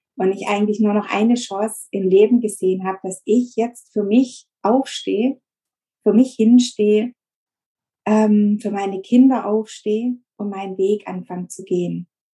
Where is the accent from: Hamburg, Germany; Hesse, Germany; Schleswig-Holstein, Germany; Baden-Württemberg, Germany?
Baden-Württemberg, Germany; near Stuttgart; Ich komme aus der Nähe von Stuttgart. Das ist So ein kleines Kaff, wo ich wohne